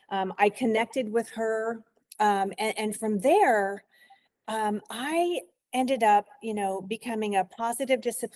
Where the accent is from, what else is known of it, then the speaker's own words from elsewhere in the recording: New York, United States; born there; I was born in New York, and then, you know, my own family moved around quite a bit